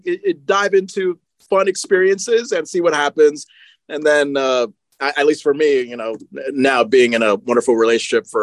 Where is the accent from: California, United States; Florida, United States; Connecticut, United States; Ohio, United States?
Connecticut, United States; moved away; when I was in my home state of Connecticut.